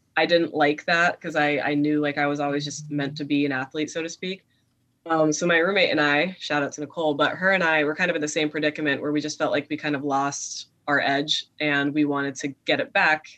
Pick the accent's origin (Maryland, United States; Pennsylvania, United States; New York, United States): Pennsylvania, United States; Mountaintop; moved away as an adult; now in Harrisburg, United States; tiny little town called Mountaintop where I grew up